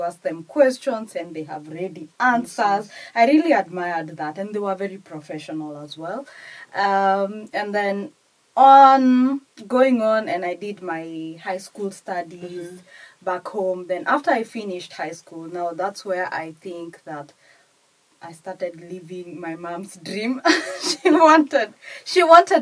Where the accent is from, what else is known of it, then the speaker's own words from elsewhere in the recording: Kenya; English is a second language; moved away as an adult; now in United Kingdom; I am from Kenya to start with, and I've done my studies in Kenya and practiced a little bit in Kenya